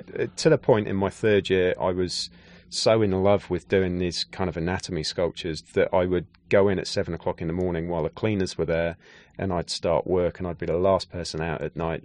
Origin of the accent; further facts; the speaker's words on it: Gloucestershire, South West England, United Kingdom; moved away as an adult; also born or lived in London; growing up in Gloucestershire in the West Country of England